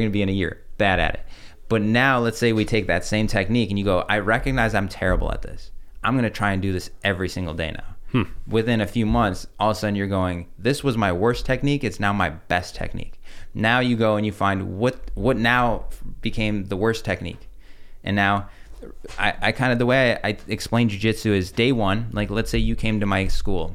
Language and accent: English; Chicago, Illinois, United States; also born or lived in Russia; coming from an im-, immigrant family, we, I remember grow-, growing up in Chicago